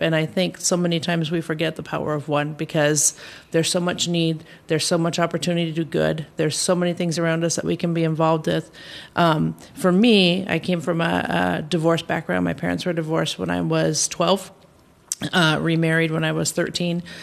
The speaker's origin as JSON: {"language": "English", "country": "United States", "tie": "born or raised there", "said": "I have was born and raised in the U.S. Uh, my family is originally from Norway"}